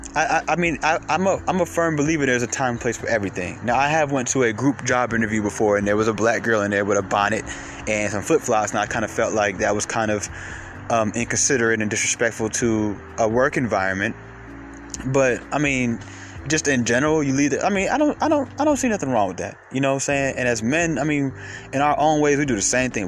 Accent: Atlanta, Georgia, United States; I'm from Atlanta

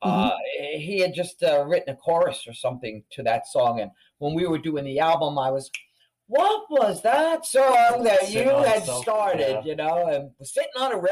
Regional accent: New Jersey, United States; accent: Jersey, Long Island combination; now in Long Island, United States; I was born in Jersey. So I have the Jersey, Long Island combination.

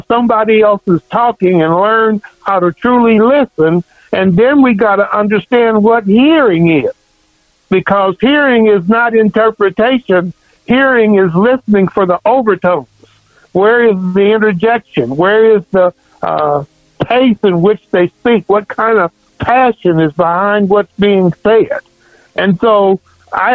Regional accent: Kansas City, Kansas, United States; I grew up in Kansas City, Kansas

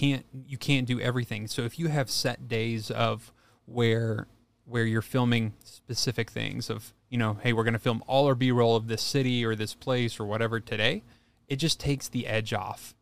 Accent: Kentucky, United States; moved away; So, I grew up in Kentucky, and my high school was a very agricultural school

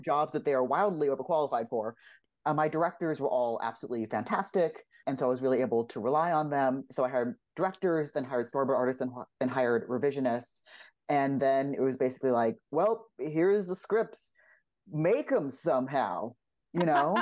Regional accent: Los Angeles, California, United States; I grew up in Los Angeles, what I realized is kind of unusual for somewhere to animation, but I grew up here.

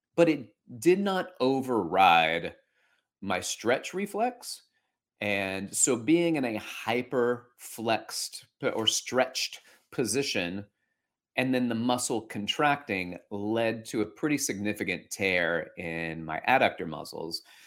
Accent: Alabama, United States; moved away as an adult; now in New York City, United States; before that, I grew up in Alabama

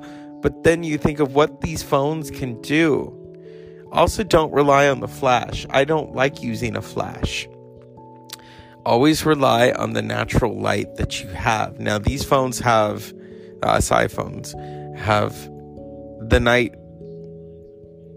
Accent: United States; I am American

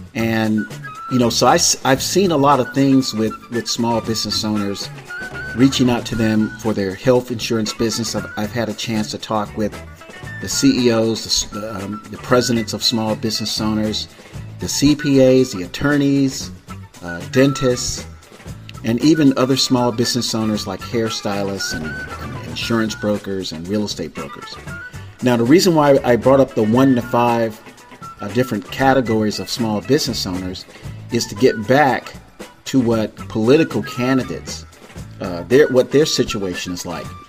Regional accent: Tampa, Florida, United States; also born or lived in Miami-Dade County, Florida / Broward County, Florida; now in California, United States; I was born and raised in Florida. I was born in Tampa

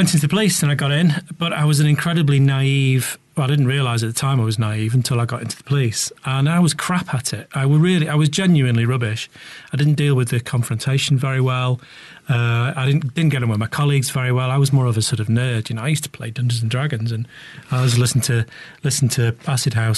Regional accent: Buxton, East Midlands, United Kingdom; also born or lived in Manchester; I grew up in Buxton, and I went to college in Manchester

